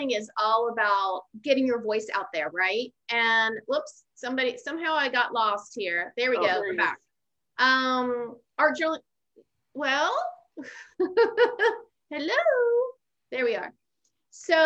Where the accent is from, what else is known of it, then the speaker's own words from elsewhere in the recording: Pittsburgh, Pennsylvania, United States; I grew up in Pittsburgh